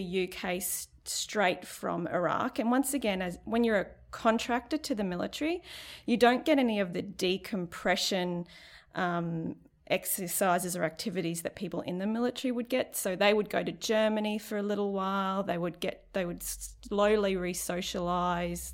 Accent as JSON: {"language": "English", "region": "Central Queensland", "country": "Australia", "lives_now": "Cairns, Australia", "said": "I'm from Seek, Central Queensland."}